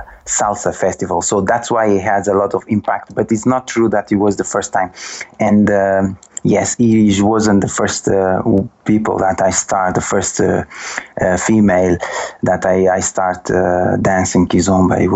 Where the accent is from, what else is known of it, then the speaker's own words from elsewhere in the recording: Sal, Cape Verde; moved away as an adult; also born or lived in London, United Kingdom; now in Lisbon, Portugal; I'm from Cabo Verde. I burn in Cape Verde, in Sal, precisely